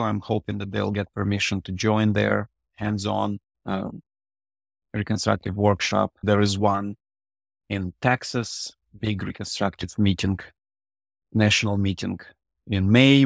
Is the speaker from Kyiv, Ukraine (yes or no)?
no; Odesa, Odesa Oblast, Ukraine; first language Russian; English is a second language; moved away; so my first language is Russian. I was born in the previous century, and the city, Odessa, was at that point predominantly Russian speaking